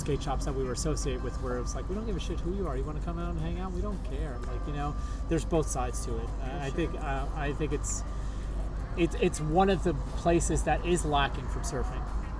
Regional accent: New York City, New York, United States; now in Los Angeles, United States; Like, I came from New York City, inner city skateboarding

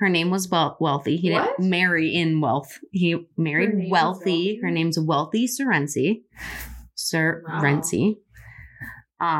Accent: Central Pennsylvania, United States; we're in the center of the state. Mm-hmm. Like when people are like, oh, where are you from in PA? I'm like literally in the middle

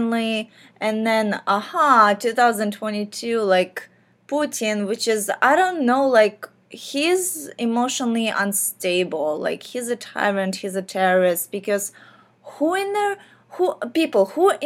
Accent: Ukraine; moved away; I grew up in Ukraine as a millennial

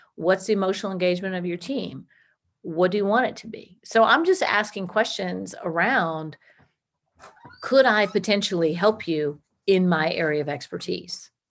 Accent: Washington, District of Columbia, United States; moved away as an adult; also born or lived in Georgia; I'm originally from Washington, D C

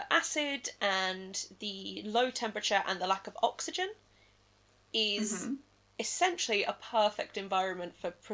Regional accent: England, United Kingdom; I am English.

